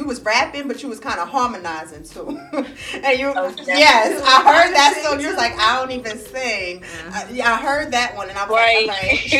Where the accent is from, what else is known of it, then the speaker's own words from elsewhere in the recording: New York City, New York, United States; moved away as an adult; now in Greensboro, United States; I'm from Brooklyn, New York, but I live in Greensboro.